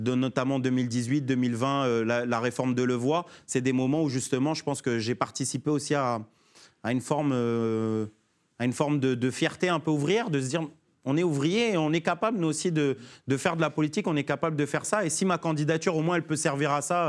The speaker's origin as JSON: {"language": "French", "town": "Sarcelles", "region": "Île-de-France", "country": "France", "tie": "born or raised there", "said": "Je suis né à Sarcelles, mon maire c'était Dominique Strauss-Kahn"}